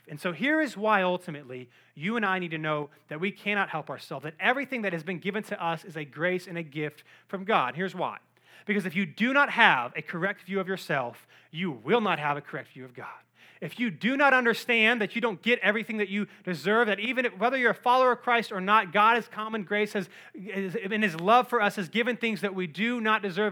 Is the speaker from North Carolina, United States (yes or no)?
yes; Cary, North Carolina, United States; I grew up in Cary, North Carolina